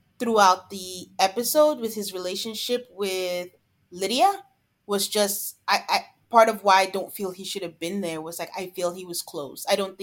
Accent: Nigeria; moved away; I'm from Nigeria

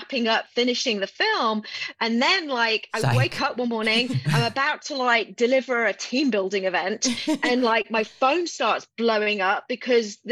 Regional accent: England, United Kingdom; also born or lived in Houston, Texas / New York / Washington, District of Columbia, United States; now in Austin, United States; I was actually born and raised in the UK in England. But I left in 1998 and I moved to Houston in 2000.

